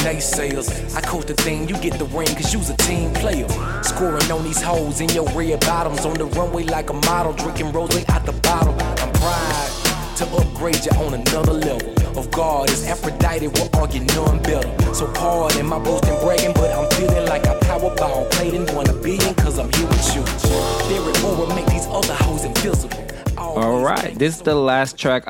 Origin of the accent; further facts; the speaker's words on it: California, United States; I'm from California